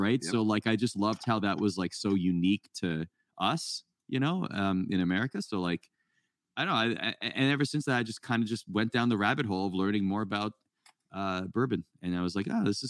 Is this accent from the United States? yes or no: no; Canada; I grew up in Canada